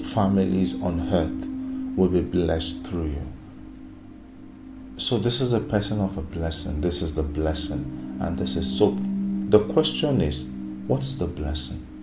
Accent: Nigeria; I'm from Nigeria, I'm from Africa

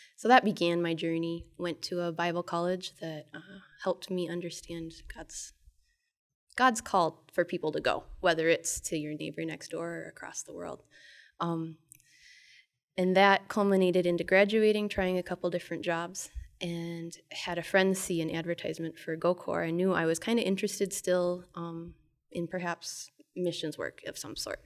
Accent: Twin Cities area of Minnesota, United States; I am from the Twin Cities area of Minnesota

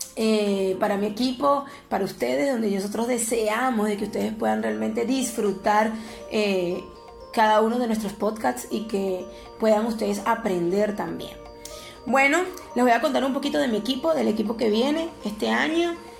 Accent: Venezuela; yo que soy venezolana

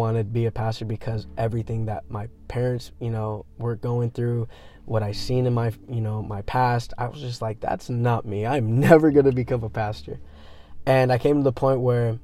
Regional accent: Manteca, California, United States; moved away as an adult; now in Modesto, United States; I grew up in Manteca

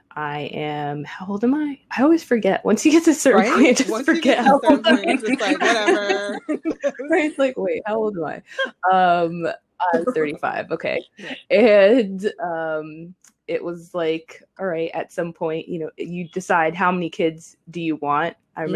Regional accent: New Jersey, United States; I'm from New Jersey, live in New Jersey now, moved here with my husband a few years ago, bought a place

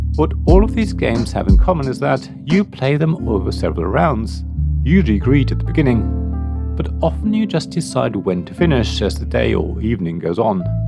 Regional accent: Germany; Growing up in Germany

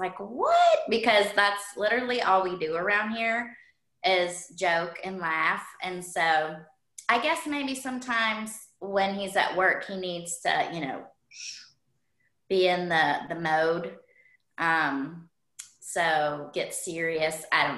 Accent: the Carolinas, United States; lived in North Carolina for as many years as we did South Carolina. So that's why sometimes when I say we're from Carolina, people are like, well, which one? Well, technically both.

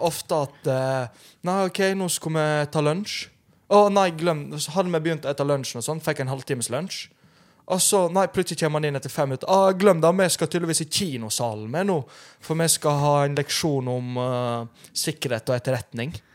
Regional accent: Romania; now in Norway; Jeg er jo fra Romania

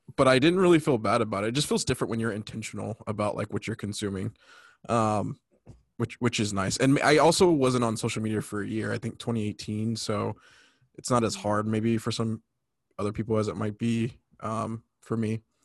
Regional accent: California, United States; also born or lived in North Carolina; I'm from California, but I'm reporting live from frozen tundra of North Carolina.

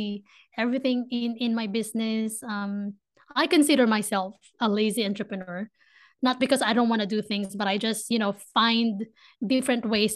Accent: Philippines; accent: Filipino; English is a second language; moved away as an adult; now in Ohio, United States; I grew up in a tropical country

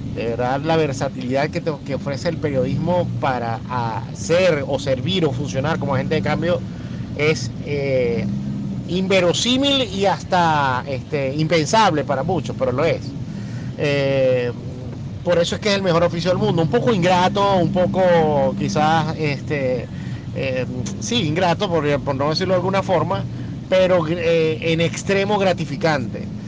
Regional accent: Venezuela; el compromiso que tenemos como venezolanos y como periodistas venezolanos

